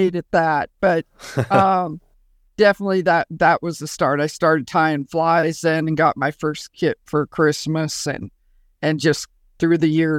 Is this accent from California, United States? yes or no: no; Montana, United States; I grew up in Montana, so it's a perfect state to learn to fly fish.